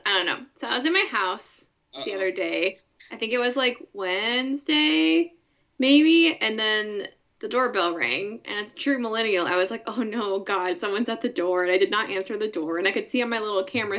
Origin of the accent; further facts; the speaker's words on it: Orange County, California, United States; moved away; I grew up in Orange County, which is the county that directly neighbors Los Angeles County to the south.